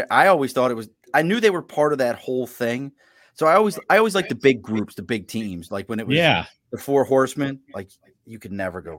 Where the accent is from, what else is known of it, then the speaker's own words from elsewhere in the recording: Baltimore, Maryland, United States; where I grew up at in Baltimore, it was the drummer for the Bengals was from my neighborhood.